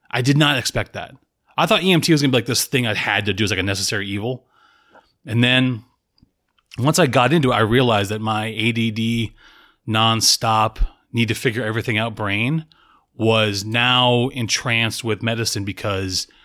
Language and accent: English; Salem, Massachusetts, United States; born there; I was born in Salem, Massachusetts, to a single mother. She was 19.